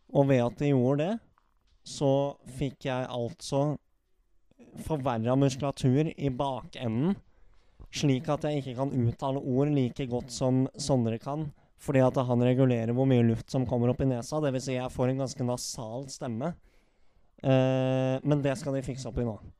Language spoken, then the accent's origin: Norwegian; Norway; vi er fra Norge